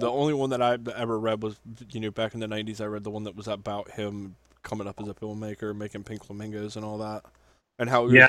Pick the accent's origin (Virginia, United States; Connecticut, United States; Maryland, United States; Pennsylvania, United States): Maryland, United States; Cumberland; when we were in Cumberland, growing up in Cumberland